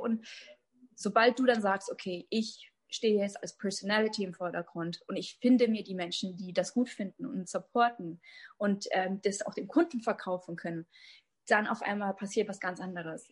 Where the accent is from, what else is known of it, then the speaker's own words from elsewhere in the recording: Germany; ich bin Deutsch, aus Deutschland, ne? tschechische Wurzeln aus Deutschland